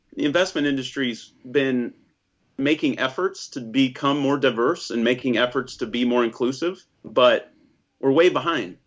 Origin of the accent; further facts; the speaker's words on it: United States; I'm as American as they come